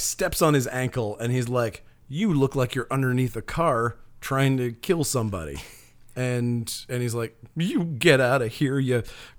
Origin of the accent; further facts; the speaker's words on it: Maine, United States; I consider Northern Maine essentially the Deep South. I'm from Northern Maine.